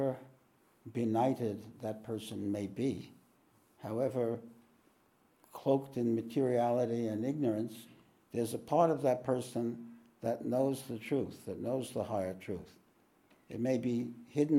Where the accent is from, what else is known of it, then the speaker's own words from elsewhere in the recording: New York, United States; moved away; I'm from New York